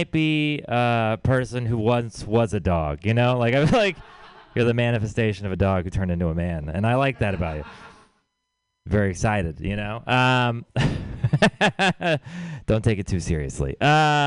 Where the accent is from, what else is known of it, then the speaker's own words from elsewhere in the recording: Houston, Texas, United States; moved away; I'm from Houston